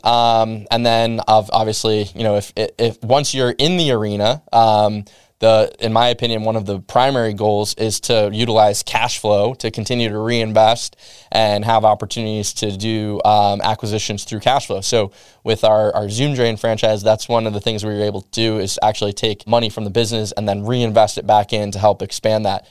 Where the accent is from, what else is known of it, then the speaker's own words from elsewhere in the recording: New England, United States; I'm from New England